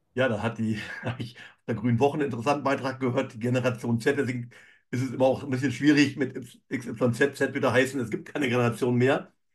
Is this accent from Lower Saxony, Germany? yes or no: yes; Emsland, Lower Saxony, Germany; also born or lived in Cologne; bin aufgewachsen in der Landwirtschaft im emsländischen Bereich